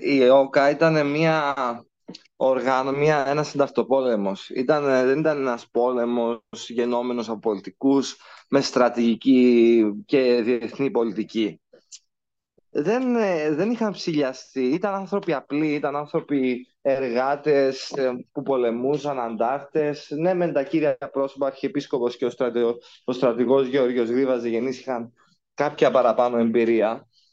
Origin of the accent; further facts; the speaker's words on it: Cyprus; εγώ προσωπικά ως Ελληνοκύπριος